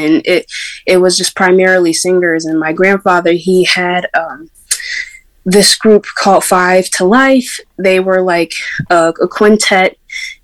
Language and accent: English; Syracuse, New York, United States; growing up in Syracuse, New York, and growing up in New York in general